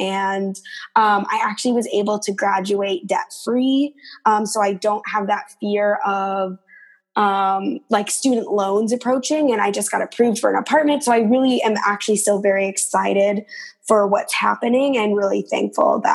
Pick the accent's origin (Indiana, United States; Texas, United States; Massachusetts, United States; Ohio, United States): Massachusetts, United States; Beverly; moved away as an adult; also born or lived in Minneapolis, Minnesota; I am originally from Beverly, Massachusetts. So I grew up there my whole life until I went to college